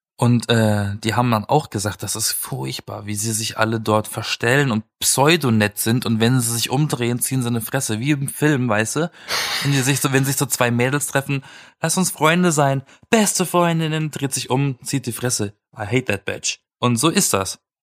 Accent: Black Forest, Baden-Württemberg, Germany; moved away; um zu meiner Familie zu fahren, in den Schwarzwald, wo ich herkomme

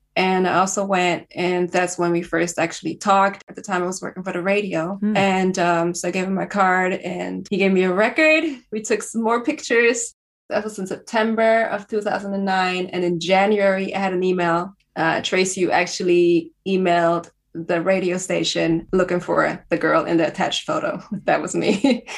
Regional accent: Vienna, Austria; I am uh, born and raised and still based in Vienna, Austria

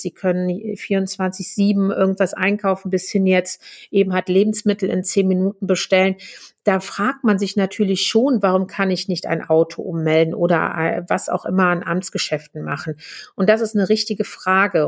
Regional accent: Germany; bei uns in Deutschland

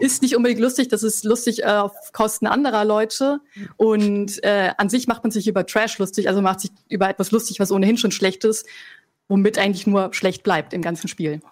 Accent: Franconia, Bavaria, Germany; Ich bin aus Franken

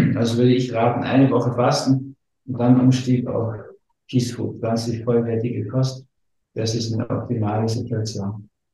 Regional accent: Berlin, Germany; ich bin in Berlin geboren

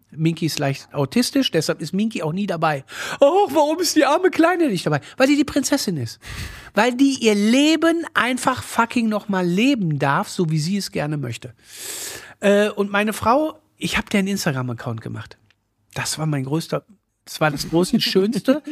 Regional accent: Moers, North Rhine-Westphalia, Germany; ich komme aus Mörs

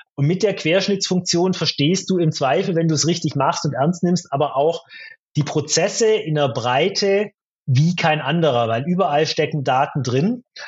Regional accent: Stuttgart area, Baden-Württemberg, Germany; ich komme ja aus der Stuttgarter Gegend

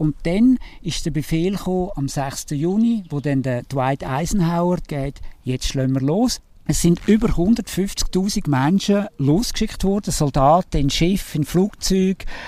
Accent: Switzerland; als Schweizer

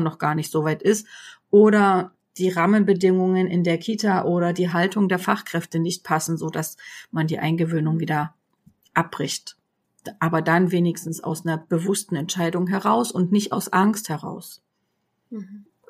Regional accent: GDR, East Germany, Germany; Ich bin in der DDR groß geworden

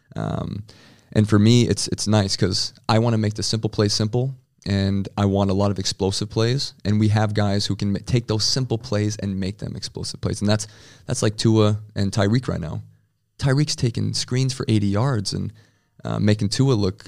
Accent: Rapid City, South Dakota, United States; moved away as an adult; also born or lived in Frankfurt; now in Berlin, Germany; I'm from Rapid City, South Dakota, and you know, I love my my hometown

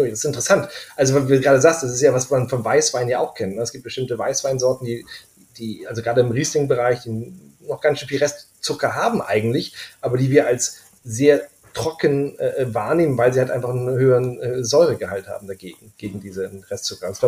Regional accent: Schleswig-Holstein, Germany; ich bin selber Norddeutscher, ich komme aus Schleswig-Holstein, deswegen sage ich auch Pfannkuchen.

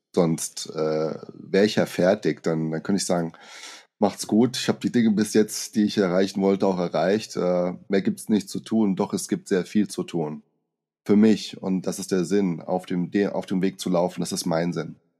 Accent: Brazil; moved away; als kleiner Junge in Brasilien

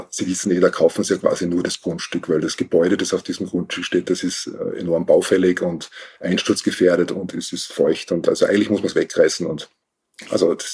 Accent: Salzburg, Austria; now in Wienerwald, Austria; tatsächlich, ich bin als Jugendlich oder als Kind in Salzburg in einem alten Haus aufgewachsen.

